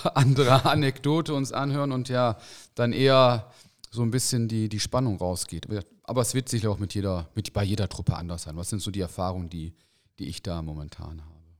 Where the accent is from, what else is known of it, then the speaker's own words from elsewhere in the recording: Osnabrück, Lower Saxony, Germany; also born or lived in Cologne (Junkersdorf); ich komme aus Osnabrück